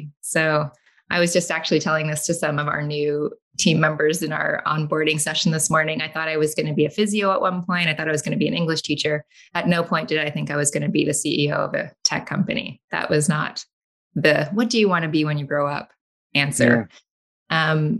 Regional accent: Canada; also born or lived in London, England; Only because my mother is British and she went home to have me. So then I came back to Canada. I think I was a week old. So I'm Canadian

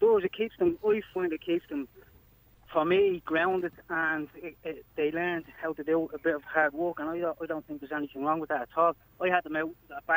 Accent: Dublin, Leinster, Ireland; now in Blanchardstown, Ireland; I grew up in Cabra

